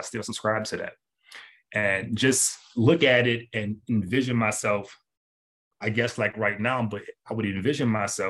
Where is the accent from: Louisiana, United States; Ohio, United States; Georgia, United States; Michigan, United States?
Louisiana, United States; New Orleans; born there; So I was born in New Orleans, Louisiana.